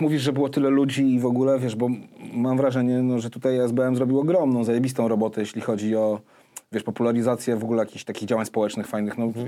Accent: Warsaw, Masovian Voivodeship, Poland; ja się tam no. wychowałem od dziecka

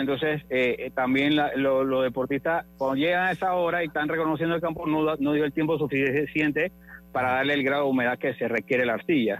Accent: Panama; Todos tenemos como panameños

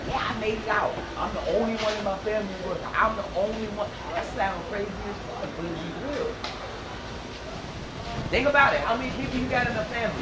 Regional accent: Philadelphia, Pennsylvania, United States; moved away as an adult; I'm from Philly. I moved here because I was pregnant

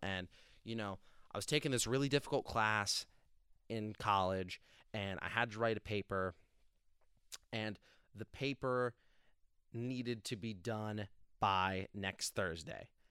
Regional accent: New Jersey, United States; now in Pennsylvania, United States; I'm from New Jersey originally. I love my state

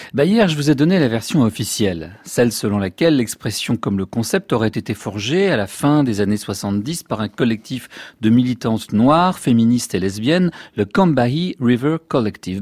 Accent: France; chez nous en France

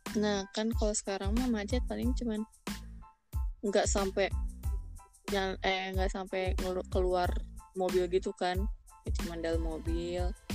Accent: Jakarta, Indonesia; Lahir di sini lah. Gua orang Jakarta

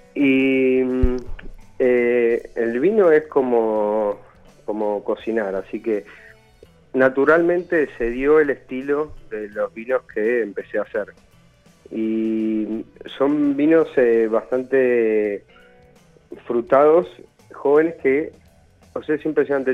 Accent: Buenos Aires, Argentina; moved away as an adult; now in Mendoza, Argentina; soy de Buenos Aires y vine a vivir a Mendoza en el año 2001

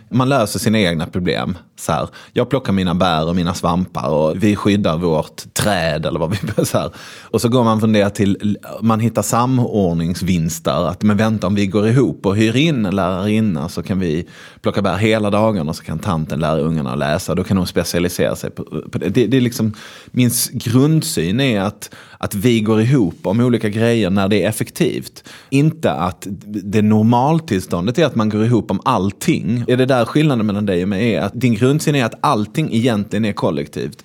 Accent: Malmö, Skåne, Sweden; jag är ju från Malmö

